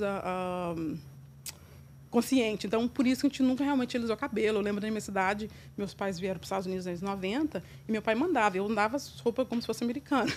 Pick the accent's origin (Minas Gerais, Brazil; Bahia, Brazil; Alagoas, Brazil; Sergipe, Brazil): Minas Gerais, Brazil; Formiga; also born or lived in São Paulo, Brazil; now in New York, United States; Nasci do interior de Minas, na cidade de Formiga. E, na verdade, eu, eu, morei entre Minas e São Paulo, então eu me considero tão quanto formiguense ou mineira, como também paulista